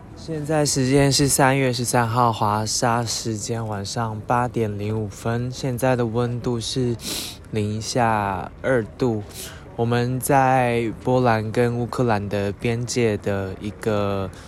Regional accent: Taiwan; 我们来自台湾

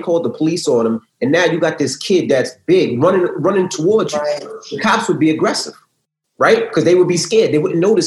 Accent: New York City, New York, United States; as a kid growing up in Queens

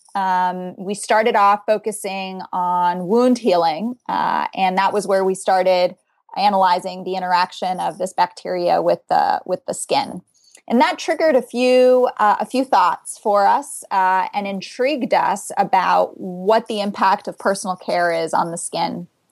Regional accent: South Florida, United States; now in Boston, United States; I come from South Florida. That's where I grew up.

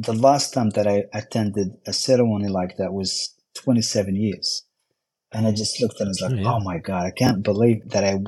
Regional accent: Morocco; born or raised there; English is a second language; moved away as an adult; now in Houston, United States

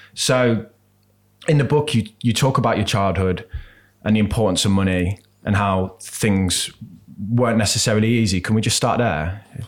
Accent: Birmingham, West Midlands, United Kingdom; moved away; I grew up in Birmingham

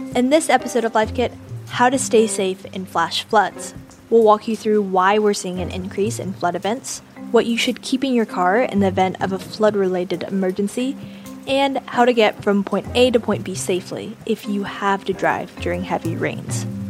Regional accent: Houston, Texas, United States; I'm from Texas, grew up in Houston

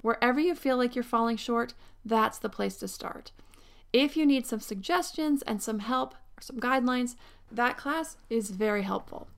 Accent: Pennsylvania, United States; born or raised there; now in Southern California, United States

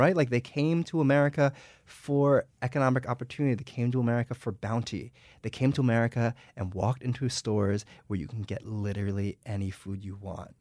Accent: United States; I was born and raised in the United States

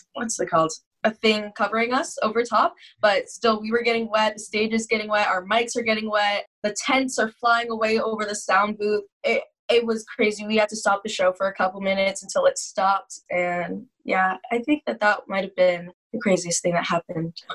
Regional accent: Oshawa, Ontario, Canada; I am from Oshawa, Ontario, which is about 45 minutes east of Toronto, Ontario.

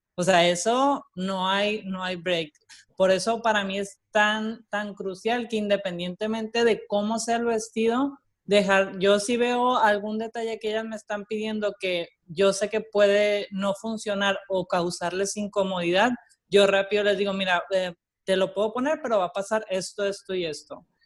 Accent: Mexico; moved away as an adult; now in Puerto Rico; yo estudié diseño y coordinación de modas en México, soy mexicana, eh, llevo 13 años viviendo ya aquí

